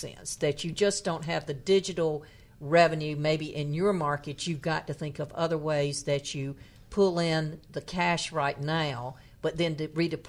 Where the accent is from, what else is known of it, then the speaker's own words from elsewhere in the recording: North Carolina, United States; my hometown, which is in happens to have the distinction of being the town in the poorest county in North Carolina